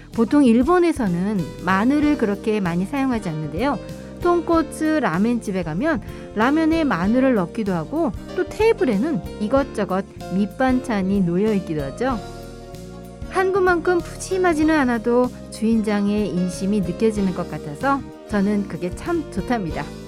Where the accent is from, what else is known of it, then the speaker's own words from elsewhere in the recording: Incheon, South Korea; moved away as an adult; now in Fukuoka, Japan; 인천 출신이고요.